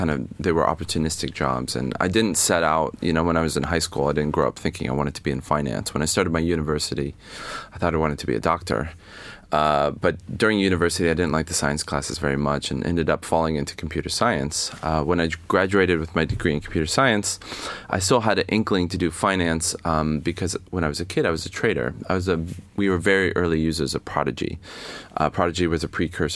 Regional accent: United States; moved away as an adult; also born or lived in Evanston, Illinois / New York City; now in London, United Kingdom; I am a proud North American, the southern part of North America. I'm from America

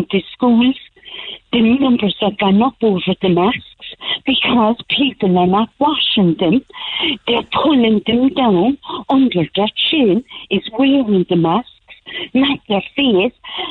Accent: Carrickmacross, Ulster, Ireland; I'm from Carrickmacross originally

